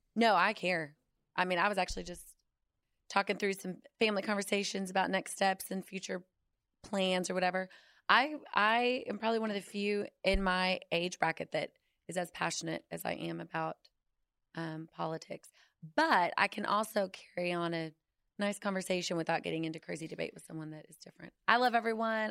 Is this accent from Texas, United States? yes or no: yes; Fort Worth, Texas, United States; also born or lived in Irving, Texas; I was born in Fort Worth. I've been born and raised in D F